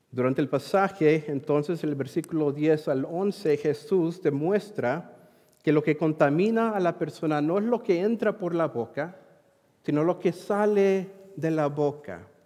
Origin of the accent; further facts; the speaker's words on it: Madras, Oregon, United States; moved away; Eh, originalmente soy del área de Centro Oregón. Ah, quizás algunos de ustedes conocen mis padres, Irineo, Mónica Aguirre, de la congregación allí en Madras. Y hace mucho tiempo salí de Madras y me moví para allá a Missouri por un tiempo.